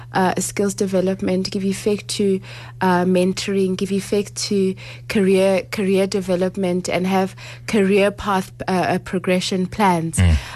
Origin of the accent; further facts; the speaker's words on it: Lesotho; I don't want to buy a house in Rustenburg when I'm actually from Lesotho.